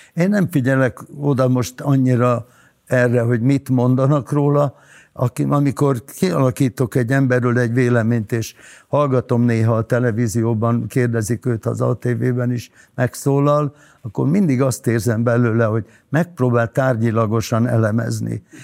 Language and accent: Hungarian; Hungary; moved away as an adult; also born or lived in Budapest; now in Orfű, Hungary; én vidéki vagyok